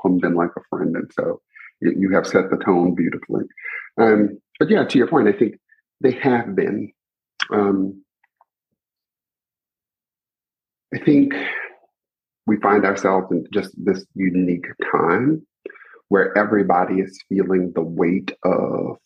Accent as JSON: {"language": "English", "town": "Lafayette", "region": "Louisiana", "country": "United States", "moved": "yes", "lives_now": "Houston, United States", "said": "I'm from Louisiana. Yeah, I'm from Louisiana. I'm from a place called Lafayette."}